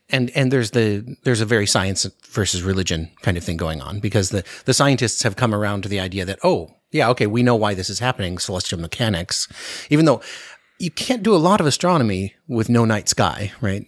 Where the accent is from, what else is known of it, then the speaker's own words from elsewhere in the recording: Anchorage, Alaska, United States; I grew up in Anchorage, and so the winter is very dark